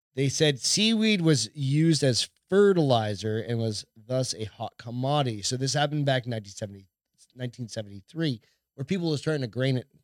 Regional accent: New Hampshire, United States; I'm from New Hampshire

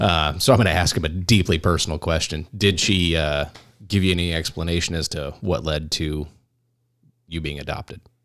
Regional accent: California, United States; now in Arizona, United States; we're all from California

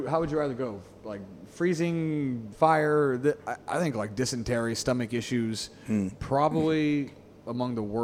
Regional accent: United States; now in Singapore; as an American

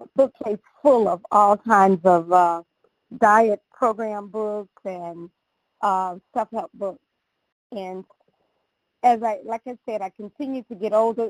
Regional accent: the South, United States; growing up in the South

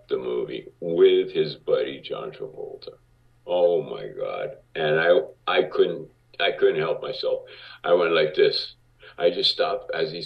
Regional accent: Miami, Florida, United States; moved away as an adult; I grew up in Miami

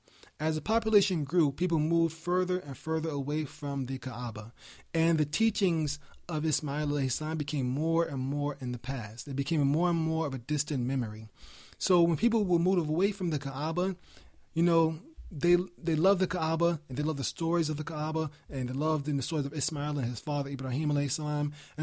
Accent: New York, United States; I told you I was raised in New York, I can speak very fast.

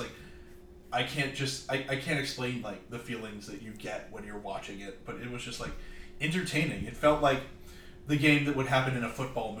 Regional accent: the South, United States; So, Chris and I were raised in the South.

